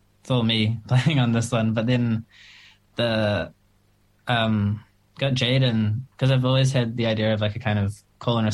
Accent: Auckland, New Zealand; I am from Auckland. I've lived here my entire life

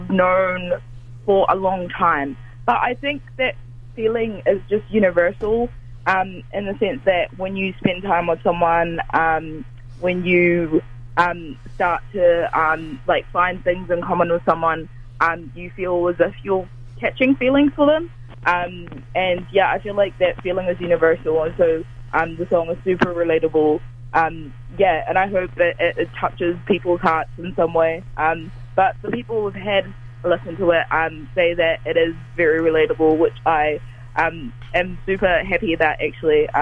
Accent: Dunedin, Otago, New Zealand; I grew up in Dunedin, not for my whole life, but for the majority of my later years

